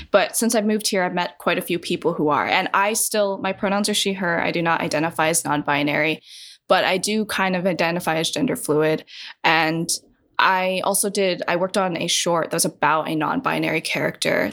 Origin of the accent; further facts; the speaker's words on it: Wyoming, United States; also born or lived in China; white people who I grew up with in Wyoming